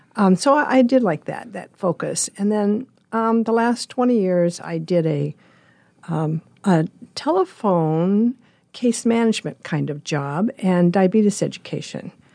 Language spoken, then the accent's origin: English; Lincoln, Nebraska, United States; moved away as an adult; also born or lived in Colorado Springs / San Diego / Northern California; now in Omaha, United States; My parents moved to Lincoln when I was a baby, and I was raised there